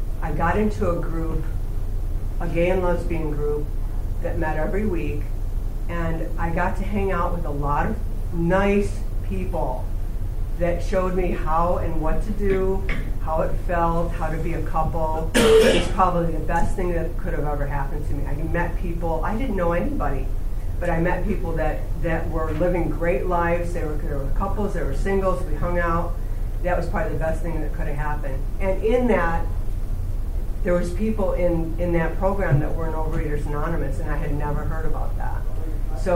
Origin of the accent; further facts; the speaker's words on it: small town between Buffalo and Rochester, New York, United States; now in San Fernando Valley, United States; I grew up back east in a small town right between Buffalo and Rochester, New York